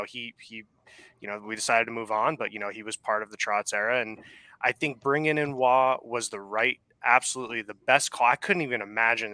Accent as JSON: {"language": "English", "town": "Huntington", "region": "New York", "country": "United States", "tie": "born or raised there", "moved": "as an adult", "lives_now": "San Jose, United States", "said": "I am from Long Island. Yeah, I'm a Northport Huntington. I played in the hockey team over there. Yeah. So, 18 years."}